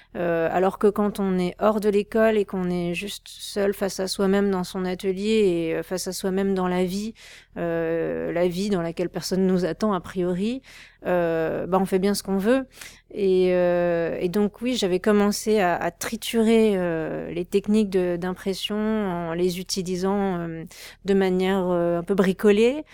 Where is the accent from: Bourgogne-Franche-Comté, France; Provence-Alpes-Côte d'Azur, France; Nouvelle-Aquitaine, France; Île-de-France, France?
Île-de-France, France; Créteil; j'ai grandi avec ma mère qui qui m'a élevée seule, avec ma soeur et on vivait en banlieue parisienne, c'était vraiment pas joli, même si Créteil c'est une ville fleurie